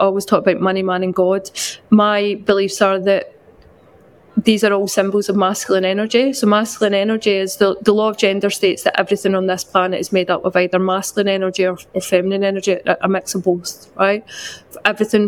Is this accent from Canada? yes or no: no; west coast of Scotland, United Kingdom; now in London, United Kingdom; I'm from a very small town on the west coast of Scotland, but I currently live in London